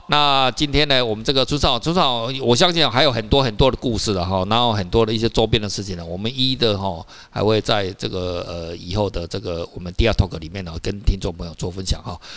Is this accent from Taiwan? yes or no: yes; Taiwan; 我们台湾人